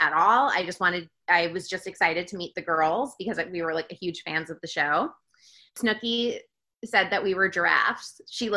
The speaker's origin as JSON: {"language": "English", "region": "Florida", "country": "United States", "tie": "born or raised there", "moved": "yes", "said": "I am from Florida"}